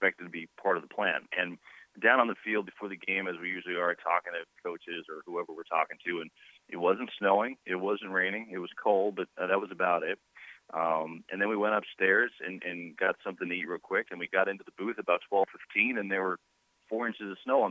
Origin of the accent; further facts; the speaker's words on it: Northeast, United States; I grew up in the Northeast.